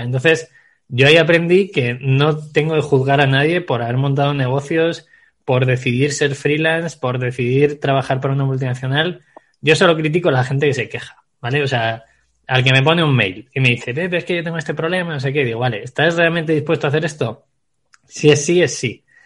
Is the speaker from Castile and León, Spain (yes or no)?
yes; Segovia, Castile and León, Spain; soy un chico nacido en Segovia